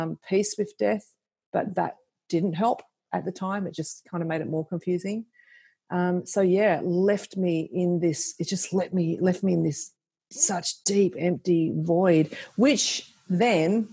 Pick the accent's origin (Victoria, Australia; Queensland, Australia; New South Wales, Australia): New South Wales, Australia; Central Coast; now in Cootamundra, Australia; I was from the Central Coast originally